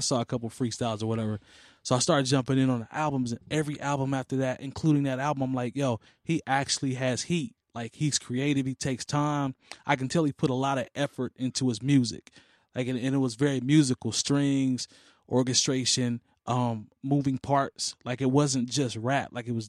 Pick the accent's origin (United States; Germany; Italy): Italy; Turin, Piedmont; I grew up here in Turin, so I'm cool with that.